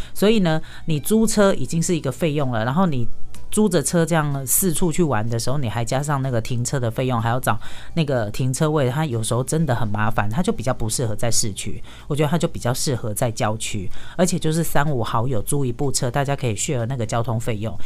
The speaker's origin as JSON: {"language": "Chinese", "country": "Taiwan", "said": "我们台湾人"}